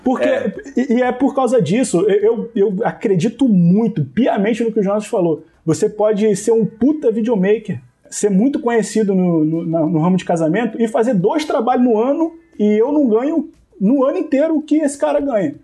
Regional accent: Rio de Janeiro, Brazil; Eu também sou do Rio

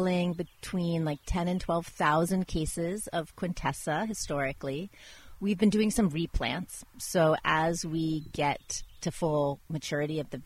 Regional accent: Washington, District of Columbia, United States; also born or lived in Italy; now in Napa, United States; I grew up in Washington, D.C.

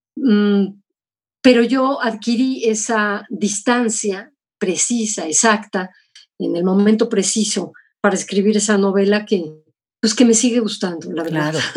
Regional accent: Mexico; moved away as an adult; also born or lived in United States; sí, soy mexicana

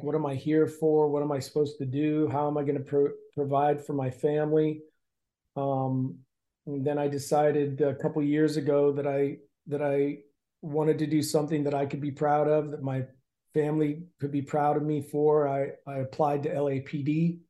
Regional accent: Canton, Ohio, United States; now in Los Angeles, United States; I grew up in Canton, Ohio, playing football and wrestling. I went to college at Wright State University in Dayton to wrestle for 3 years.

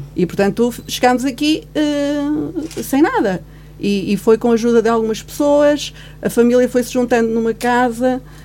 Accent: Guarda, Portugal; also born or lived in Angola; Eu nasci em 68 e nasci em Angola. Portanto, eu sou filha do 25 de Abril. Parida no 25 de Abril. Ou seja, foi o 25 de Abril que me fez vir para a Guarda

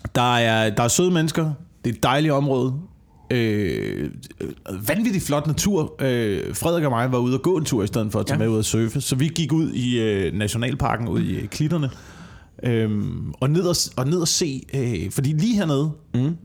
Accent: Vemmelev area, Zealand, Denmark; born or raised there; moved away; also born or lived in Sønderborg

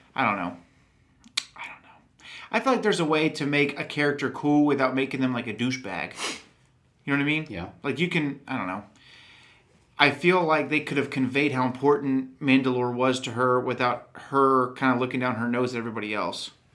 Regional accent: Texas, United States; accent: Texan; I'm from Texas, and I, I don't not that I have a heavy Texan accent

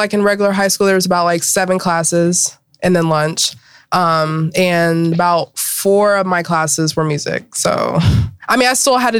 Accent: Cincinnati, Ohio, United States; also born or lived in Pittsburgh, Pennsylvania; I was born in Pittsburgh and lived there for about a year. Okay. And then they decided to move to Cincinnati because my mom's family's over here.

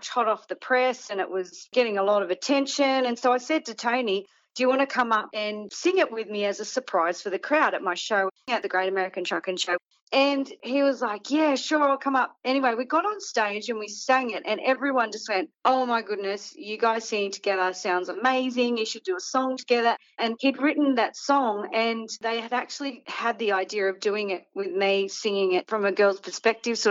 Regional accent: Australia; as an Australian

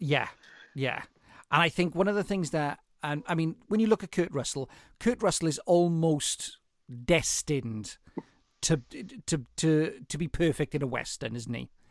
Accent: Welsh mining valley, Wales, United Kingdom; being Welsh

